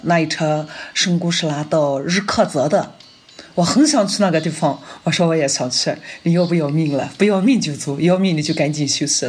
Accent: Northwest China, China; 我们西北人就是，不是很喜欢吃面嘛

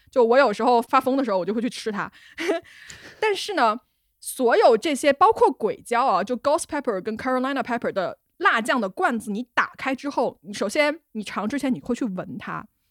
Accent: Hunan, China; 我湖南人

